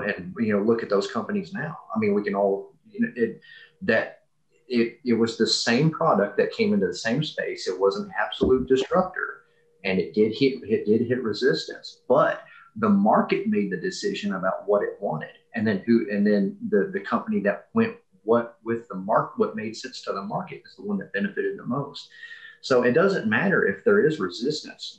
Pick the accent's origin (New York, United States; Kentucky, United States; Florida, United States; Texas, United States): Kentucky, United States; moved away; I'm from Kentucky originally.